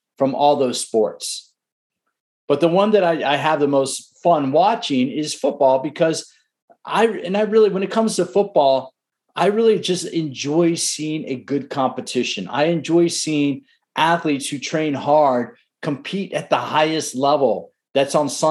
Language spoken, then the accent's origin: English; Washington, District of Columbia, United States; I grew up in the Washington, D.C. area